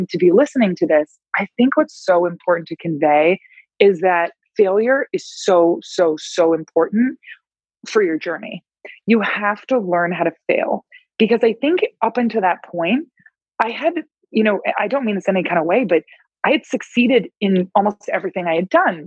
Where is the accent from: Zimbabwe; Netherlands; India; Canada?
Canada; Toronto, Ontario; I'm from Toronto, Canada